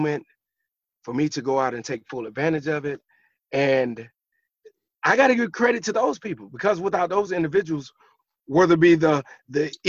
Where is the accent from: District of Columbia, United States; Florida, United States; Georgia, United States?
Georgia, United States; I'm from Georgia